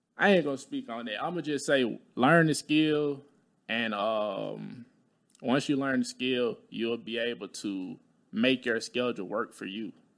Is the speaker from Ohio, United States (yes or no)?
no; Talladega, Alabama, United States; moved away